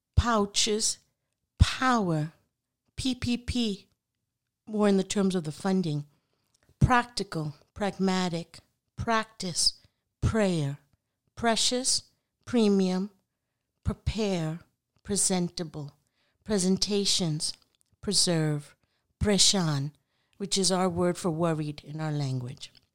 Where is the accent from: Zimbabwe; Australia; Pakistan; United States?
Pakistan; Punjab; I'm from Pakistan, so our native language, our national language is Urdu